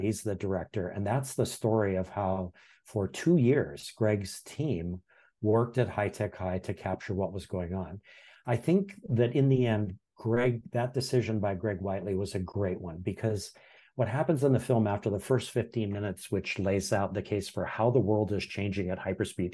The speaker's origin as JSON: {"language": "English", "region": "Hawaii", "country": "United States", "tie": "born or raised there", "also_born_or_lived": "Iowa", "said": "I'm born and raised in Hawaii"}